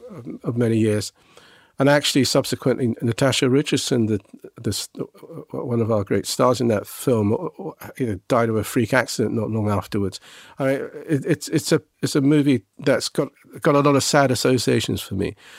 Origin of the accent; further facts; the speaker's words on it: England, United Kingdom; I was a Japanese boy growing up in England.